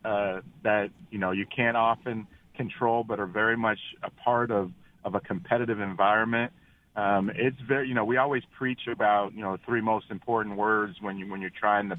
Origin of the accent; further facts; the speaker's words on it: Cincinnati, Ohio, United States; I'm born and raised in Cincinnati, Ohio